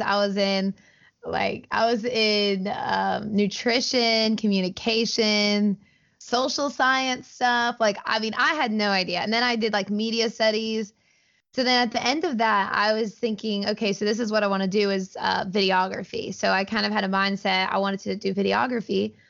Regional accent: Auburn, Alabama, United States; I grew up in Auburn. I've lived here my entire life

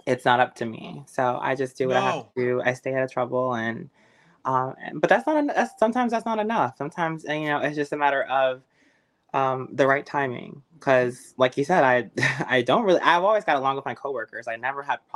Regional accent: New Jersey, United States; we're both from Jersey

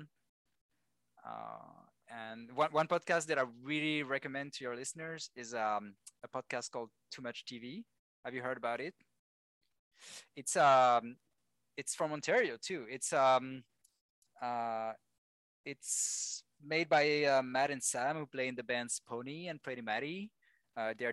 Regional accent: Lyon, Auvergne-Rhône-Alpes, France; English is a second language; moved away as an adult; also born or lived in United Kingdom / Madrid, Spain / Vancouver, Canada; now in Montreal, Canada; my hometown in Lyon

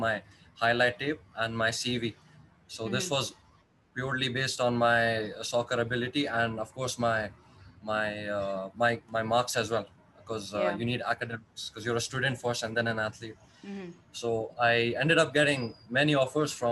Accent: Dubai, United Arab Emirates; also born or lived in India; I was born in India, but I was raised in Dubai. I've been living here for

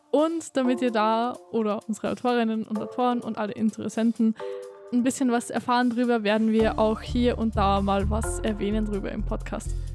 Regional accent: Austria; ich komme aus Österreich

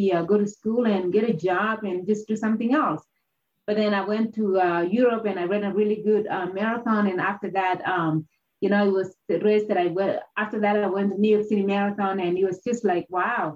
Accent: Kenya; moved away; growing up in Kenya, where a lot of people pursued running

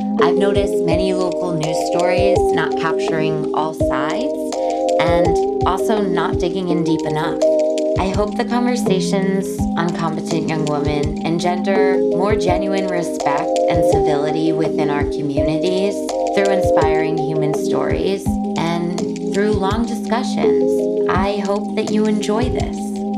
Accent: Sharon, Connecticut, United States; now in Cornwall, United States; having been born and raised in Sharon and only recently considered myself a Cornwall resident.

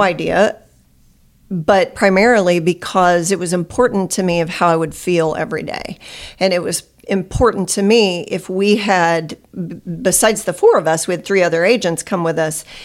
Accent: Nixa, Missouri, United States; I grew up in Nixa, uh, went to high school there and lived there most of my life

